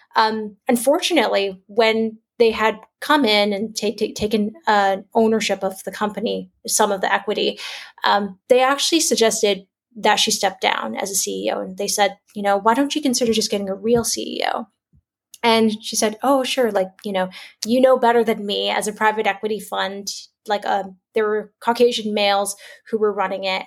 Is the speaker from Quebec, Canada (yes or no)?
no; Toronto, Ontario, Canada; moved away as an adult; also born or lived in China; now in Singapore; I'm a Canadian born Chinese. So I grew up in Toronto, Canada